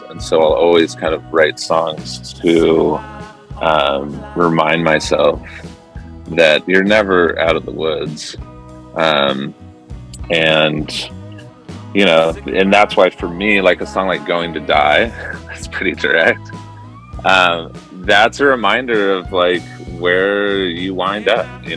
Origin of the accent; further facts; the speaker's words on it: Irvine, California, United States; also born or lived in Newport Beach / San Francisco; I grew up in Southern California in Irvine and then Newport Beach, and I moved up to San Francisco in 2000